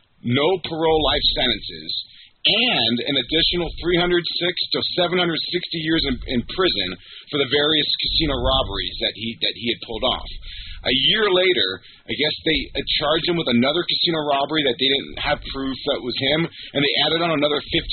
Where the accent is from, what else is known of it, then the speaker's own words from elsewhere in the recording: South Florida, United States; I grew up in South Florida